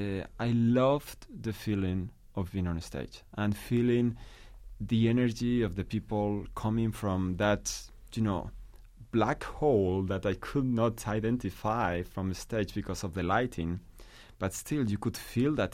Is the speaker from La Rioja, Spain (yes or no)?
yes; La Rioja, Spain; English is a second language; moved away as an adult; now in New York City, United States; I'm from Rioja, a part in the middle north of Spain, and I grew up listening to this music